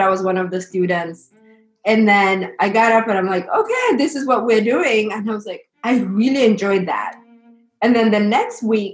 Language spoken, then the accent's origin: English; Kenya; moved away as an adult; also born or lived in Alabama, United States; now in New Orleans, United States; grew up in Kenya and went to high school and came to the U.S. post-secondary to study in college.